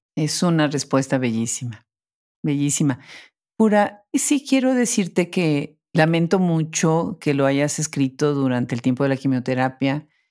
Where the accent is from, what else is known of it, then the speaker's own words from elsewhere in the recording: Mexico; las dos somos mexicanas